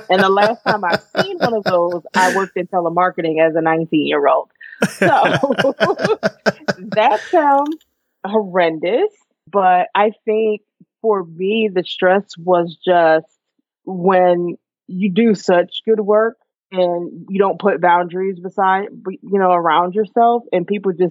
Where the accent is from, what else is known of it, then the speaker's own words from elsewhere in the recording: Poughkeepsie, New York, United States; moved away as an adult; also born or lived in Newburgh, New York; now in Atlanta, United States; Yes, I am originally from Newburgh, New York. That's where I was born. And a little bit later in life, when I'm 5, my family relocated to Poughkeepsie, New York, which is just up the road